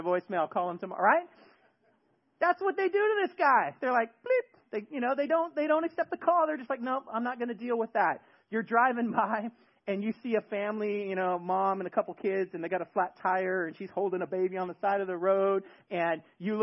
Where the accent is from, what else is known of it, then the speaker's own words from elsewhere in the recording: the Bay Area, California, United States; moved away; In my neighborhood growing up in the Bay Area, we had a street